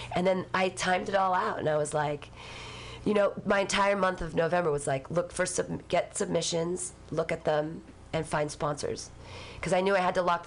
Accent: Danville, California, United States; also born or lived in Livermore, California; I grew up in Danville.

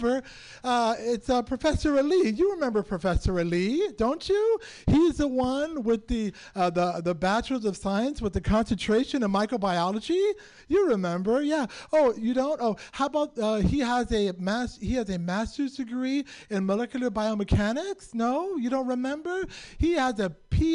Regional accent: San Francisco, California, United States; I was born and raised in San Francisco.

